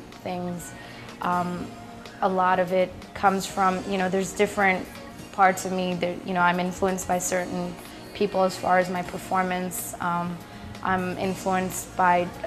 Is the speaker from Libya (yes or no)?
yes; Libya; also born or lived in Pakistan; now in New York City, United States; I was born in Libya, but my parents are actually from Pakistan, both of them.